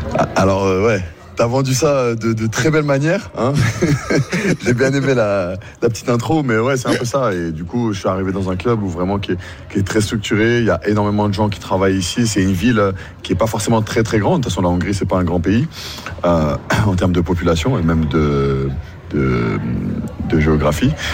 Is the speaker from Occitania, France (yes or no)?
no; Paris, Île-de-France, France; moved away as an adult; now in Hungary; on est parisien